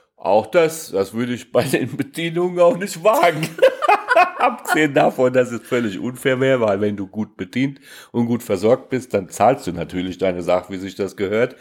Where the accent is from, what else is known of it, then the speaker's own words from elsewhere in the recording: Hesse, Germany; ich bin ja Hesse